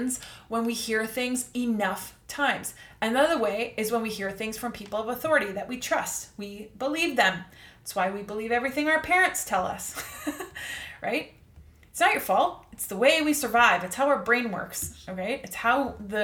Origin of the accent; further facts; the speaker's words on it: Canada; I'm going to speak from the perspective of a Canadian here. I'm Canadian